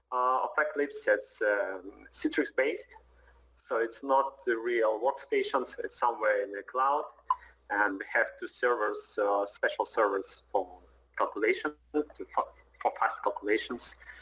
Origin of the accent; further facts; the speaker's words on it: Moscow, Russia; I'm from Moscow, Russia.